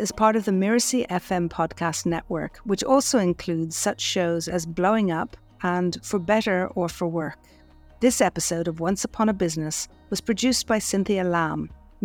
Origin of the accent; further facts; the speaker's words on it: Ireland; moved away; Growing up in Ireland, we didn't pay for the water